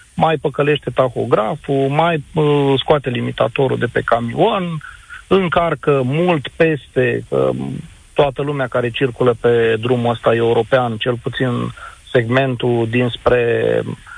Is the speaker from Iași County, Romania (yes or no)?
yes; Iași, Iași County, Romania; Eu sunt din Iași, lucrez uh, ca și reprezentant de vânzări